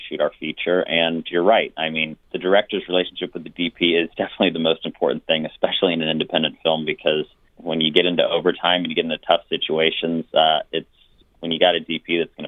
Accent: Laguna Beach, California, United States; We grew up in Laguna Beach

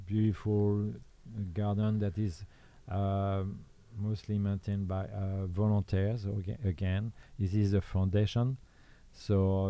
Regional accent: Normandy, France; English is a second language; moved away as an adult; also born or lived in Belgium / Lyon, France / Southern France; now in Orange County, United States; I was born in Normandy

